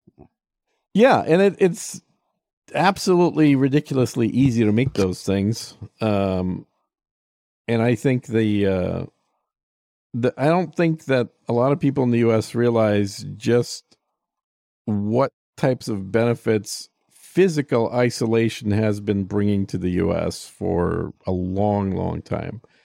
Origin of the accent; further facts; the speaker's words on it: Texas, United States; I view it as a Texan